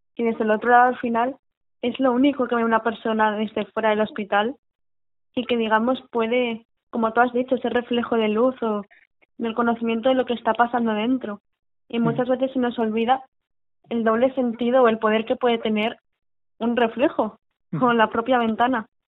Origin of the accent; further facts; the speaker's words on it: Valencian Community, Spain; sé que vengo de padre vasco, madre valenciana, que yo soy valenciana de pura entrega